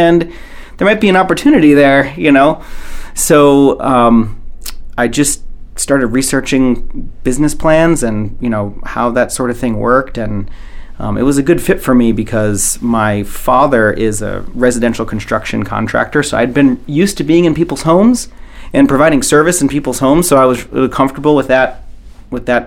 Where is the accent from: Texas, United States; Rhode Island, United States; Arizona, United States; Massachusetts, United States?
Rhode Island, United States; moved away as an adult; now in Maine, United States; I come from a very rural farming type place in Rhode Island and real small town